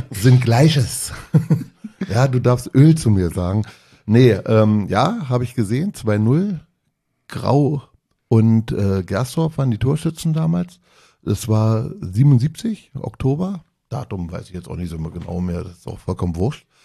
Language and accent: German; Berlin, Germany; Mein Vater ist im Wedding geboren und ähm, auch gebürtiger Berliner gewesen. Also wir sind jetzt schon in der dritten Generation Berliner.